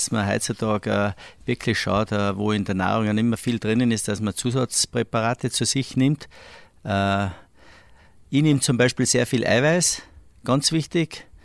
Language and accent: German; Saalbach-Hinterglemm, Salzburg, Austria; Ja, meins ist natürlich einmal meine Heimat Salbach-Hinterglemm mit dem Skizirkus